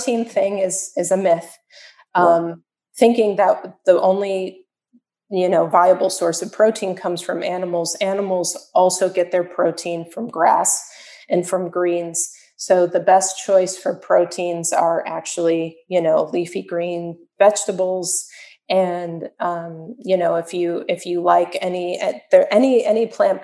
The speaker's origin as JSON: {"language": "English", "town": "Chicago", "region": "Illinois", "country": "United States", "moved": "yes", "lives_now": "Miami, United States", "said": "I'm from Chicago. I'm from a very, very cold place."}